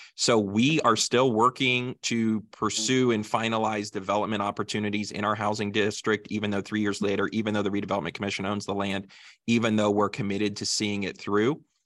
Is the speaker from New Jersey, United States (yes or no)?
no; Greensburg, Indiana, United States; Greensburg is my hometown, and as you mentioned, my family's in agriculture here, and so I grew up on a family farm in southern Decatur County